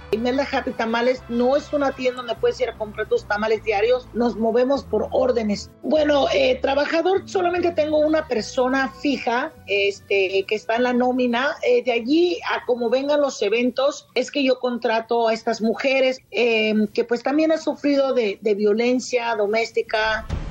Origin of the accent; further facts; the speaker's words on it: Mexico; now in Phoenix, United States; soy orgullosamente mexicana